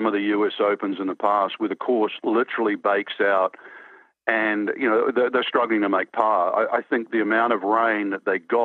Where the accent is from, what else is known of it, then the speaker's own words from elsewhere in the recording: New Zealand; I grew up in New Zealand